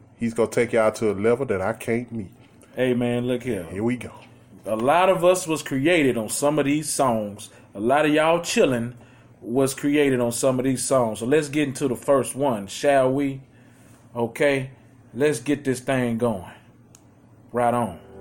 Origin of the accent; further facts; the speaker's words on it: Houston, Texas, United States; we are from Houston, Texas